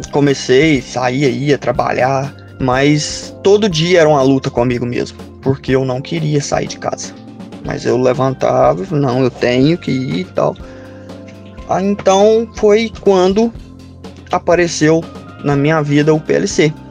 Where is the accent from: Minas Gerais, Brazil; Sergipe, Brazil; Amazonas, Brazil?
Minas Gerais, Brazil; Santana do Manhuaçu; Sou de Santana do Manhuaçu, moro no córrego Japu